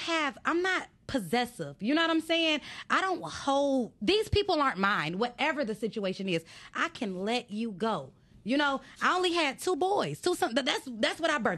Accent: Detroit, Michigan, United States; I'm from Finkel, baby. Like, when you from that area

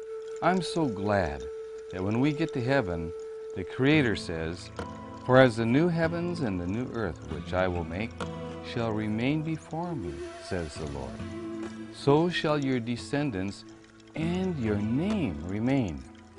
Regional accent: Wisconsin, United States; I was raised on the Wisconsin Stockbridge-Munsee Reservation, which was not my tribe's original home.

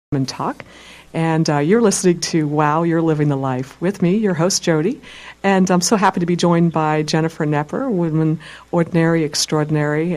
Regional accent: Pennsylvania, United States; my home state

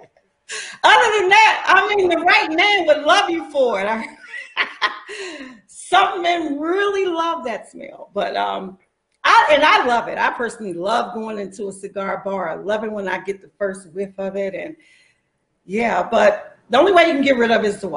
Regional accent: DMV, United States; I'm from the DMV

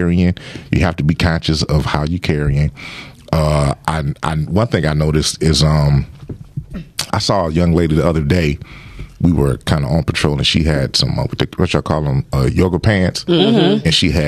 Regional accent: Lawton, United States; from the hood. I grew up living in Lawton.

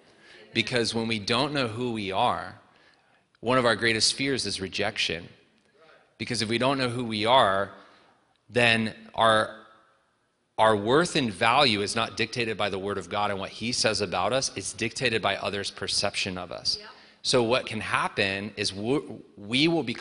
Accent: North Carolina, United States; we are in the South, and I grew up in North Carolina. I was born here

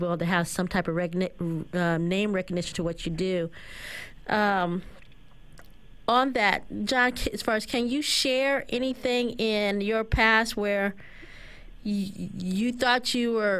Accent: Oklahoma, United States; I'm from Oklahoma

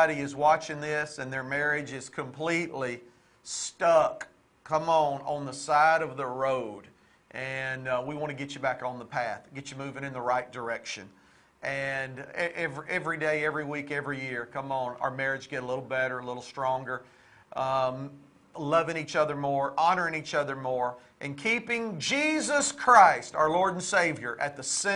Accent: United States; growing up in America, growing up in church

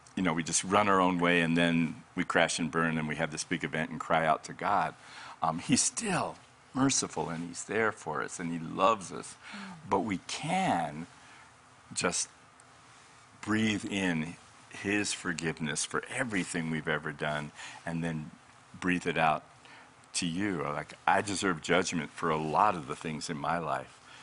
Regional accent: Colorado, United States; moved away as an adult; now in Redding, United States; I'm from Colorado uh, for most of my life and pastored for 20 years

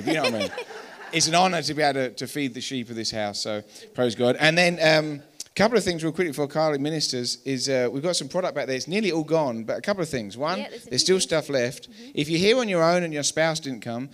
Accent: England, United Kingdom; moved away as an adult; now in Colorado, United States

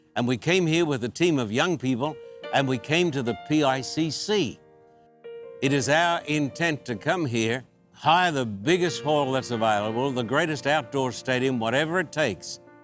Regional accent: Australia; I'm an Australian with American citizenship, too

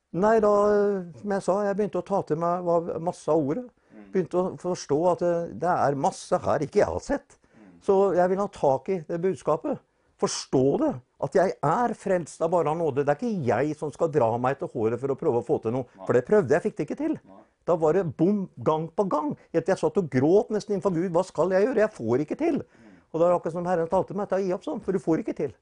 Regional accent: Fredrikstad, Østfold, Norway; now in Sarpsborg, Norway; Er egentlig født og oppvokst i Fredrikstad

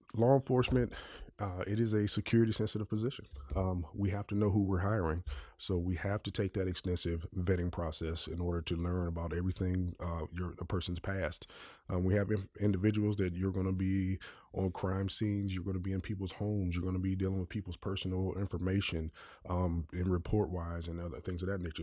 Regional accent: Kentucky, United States; I grew up in Kentucky where we left the doors open, screen doors.

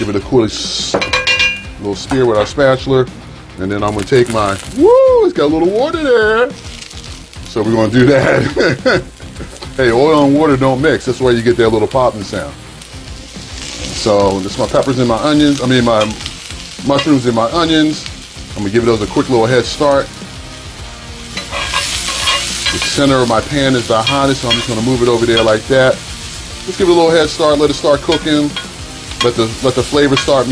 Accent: Philadelphia, Pennsylvania, United States; moved away; Philadelphia, my hometown.

